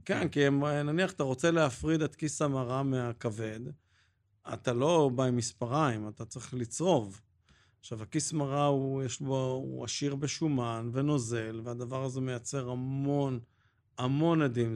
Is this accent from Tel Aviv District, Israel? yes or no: no; Jerusalem, Jerusalem District, Israel; אני גדלתי בירושלים